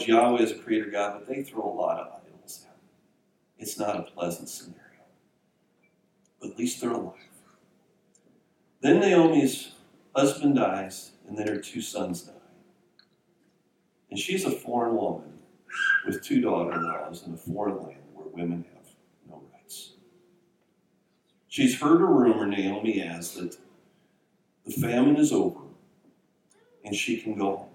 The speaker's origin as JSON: {"language": "English", "region": "Minnesota", "country": "United States", "tie": "born or raised there", "said": "I grew up in Minnesota"}